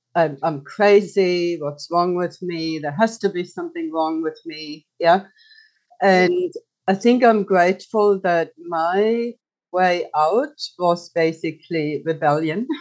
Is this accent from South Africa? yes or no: no; Germany; moved away as an adult; now in Australia; I grew up in Germany as a single child